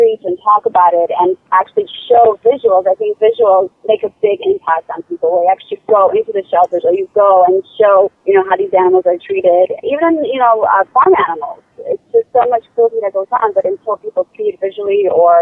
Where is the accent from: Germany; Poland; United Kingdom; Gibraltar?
Poland; moved away; I was born in Poland